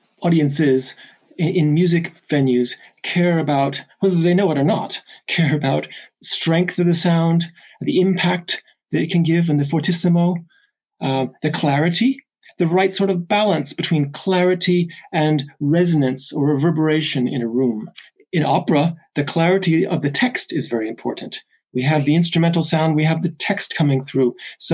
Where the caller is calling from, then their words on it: Chester, North West England, United Kingdom; I'm calling from Chester in the north of England today.